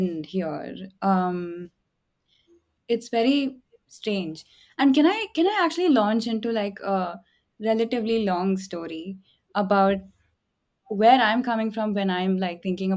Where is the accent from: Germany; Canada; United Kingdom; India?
India; Chennai, Tamil Nadu; I grew up in Chennai